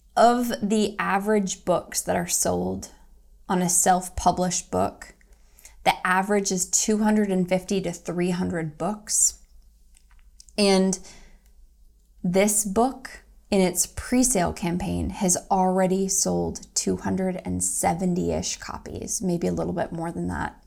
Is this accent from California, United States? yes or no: no; Toledo, Ohio, United States; now in Greensboro, United States; Toledo, Ohio, my hometown, where I'm from